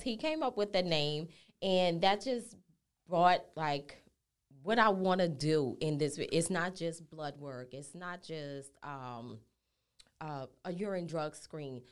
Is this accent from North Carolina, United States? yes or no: no; New Orleans, Louisiana, United States; moved away as an adult; now in Houston, United States; I'm born and raised in New Orleans